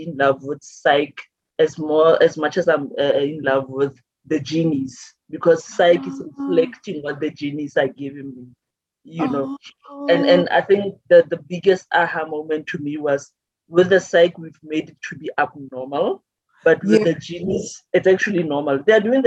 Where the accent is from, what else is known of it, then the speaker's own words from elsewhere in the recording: Maretsane, North West, South Africa; also born or lived in Mahikeng; I'm from Maretsane. It's a village in the Northwest.